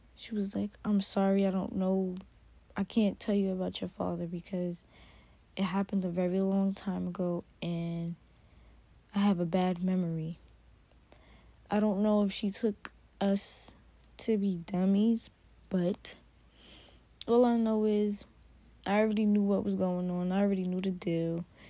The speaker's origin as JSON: {"language": "English", "region": "New York", "country": "United States", "tie": "born or raised there", "said": "I grew up in New York."}